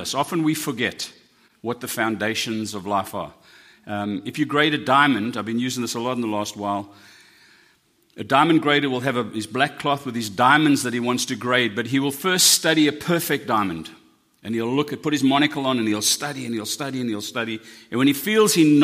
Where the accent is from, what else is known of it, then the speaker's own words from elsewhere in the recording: South Africa; I'm South African.